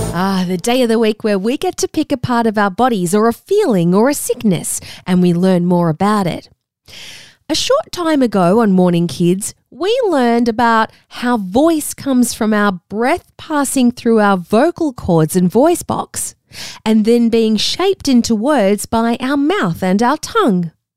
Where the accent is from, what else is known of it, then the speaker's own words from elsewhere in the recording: Australia; accent: Australian; I have an Australian accent. Because I grew up here in Australia